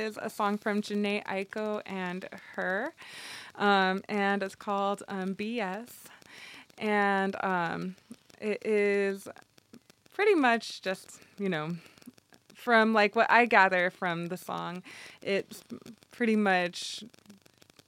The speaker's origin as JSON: {"language": "English", "town": "El Paso", "region": "Texas", "country": "United States", "tie": "born or raised there", "moved": "yes", "said": "my hometown, like to El Paso"}